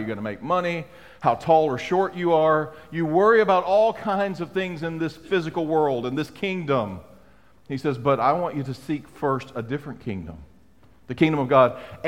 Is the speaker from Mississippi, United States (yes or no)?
yes; South Mississippi, United States; I'm from South Mississippi